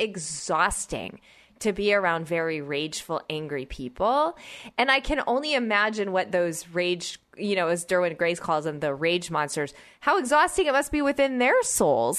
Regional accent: Oklahoma, United States; moved away; also born or lived in Georgia / Midwest; I grew up in Oklahoma and I, I spent many years in Georgia

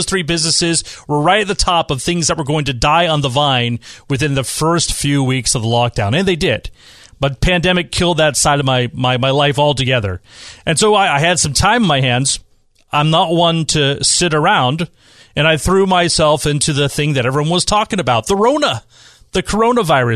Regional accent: Bay Area, California, United States; now in San Diego, United States; I'm from the Bay Area.

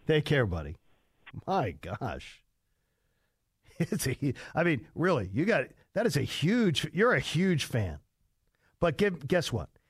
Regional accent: Delaware County, Pennsylvania, United States; I'm from Delaware County, which is exactly where Upper Darby is

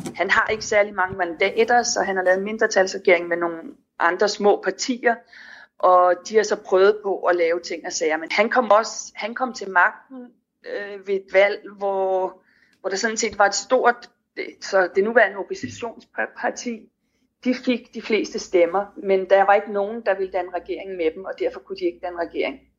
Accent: Denmark; moved away

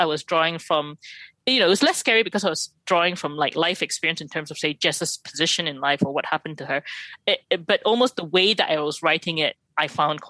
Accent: Malaysia; I mean, partly because I wrote it and I'm Malaysian

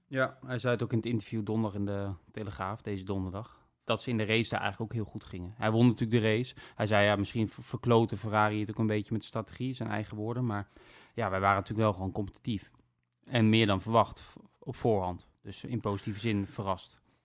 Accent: Netherlands; als Nederlandse journalist

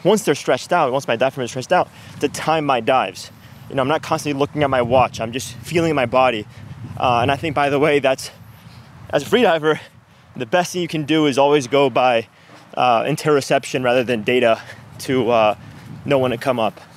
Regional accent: Venezuela; also born or lived in New York, United States; now in Miami, United States; was raised in Venezuela.

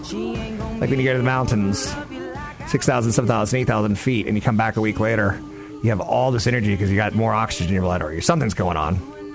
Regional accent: California, United States; I'm a hippie from California.

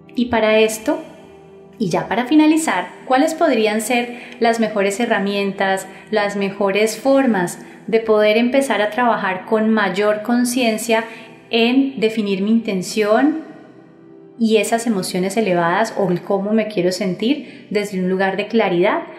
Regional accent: Colombia

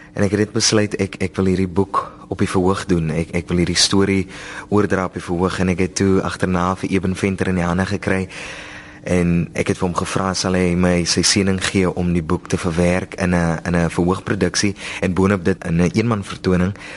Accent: Oudtshoorn, Western Cape, South Africa; ek is van die Karoo myself ek is daar van die van die sowerige strate van Oudtshoorn

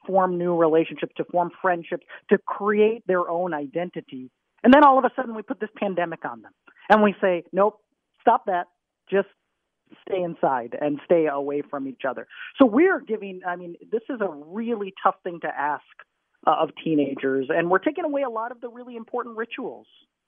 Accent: Minnesota, United States; moved away as an adult; also born or lived in Texas / Southern Africa; I grew up in Minnesota.

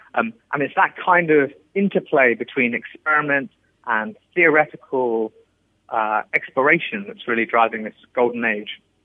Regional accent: England, United Kingdom; I was born in England and I grew up there

